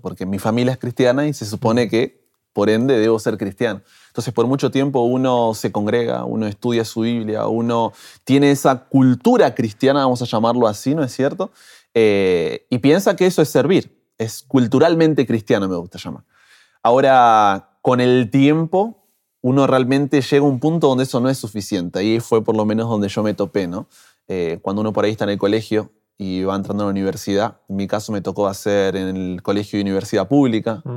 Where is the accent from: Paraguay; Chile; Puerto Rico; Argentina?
Argentina; Buenos Aires; moved away as an adult; now in Brazil; Soy nacido en Argentina, Buenos Aires, ¿no es cierto? Allí de la capital.